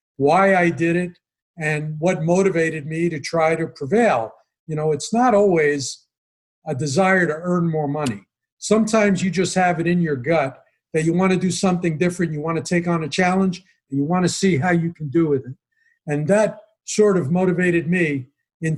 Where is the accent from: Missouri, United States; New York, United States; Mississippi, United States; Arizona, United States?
New York, United States; New York City; moved away as an adult; now in Las Vegas, United States; growing up in Brooklyn as a teenager